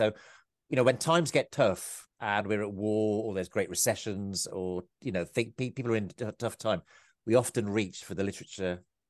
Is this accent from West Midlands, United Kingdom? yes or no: yes; Kidderminster, West Midlands, United Kingdom; moved away as an adult; now in Powys, United Kingdom; I grew up in Worcestershire, in Kidderminster in Worcestershire. I live in Powys.